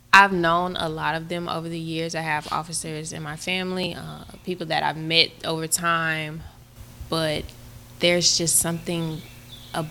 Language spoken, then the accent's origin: English; Georgia, United States; I was born and raised here in Georgia.